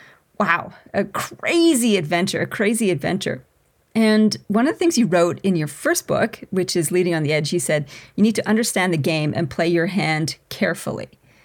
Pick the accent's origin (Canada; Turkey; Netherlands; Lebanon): Canada; also born or lived in Australia; I'm a Canadian Australian and a leadership expert who specializes in the people stuff.